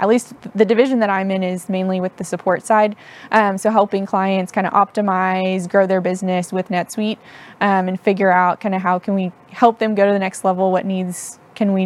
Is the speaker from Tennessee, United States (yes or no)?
yes; Tennessee, United States; also born or lived in Houston, Texas / Knoxville, Tennessee / Chattanooga, Tennessee; I was born in Houston, but grew up mainly in Tennessee. So part in Knoxville, Tennessee, part in Chattanooga. We traveled a lot for my dad's work